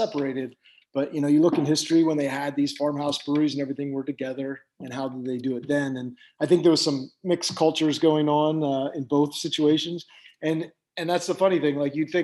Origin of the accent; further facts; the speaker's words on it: Pennsylvania, United States; also born or lived in New Jersey / Atlantic City; now in San Luis Obispo County, United States; I grew up in Pennsylvania and lived in Jersey and Atlantic City and all that area